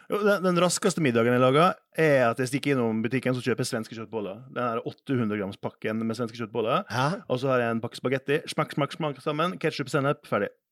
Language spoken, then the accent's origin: Norwegian; Western Norway, Norway; Jeg kom fra gård på Vestlandet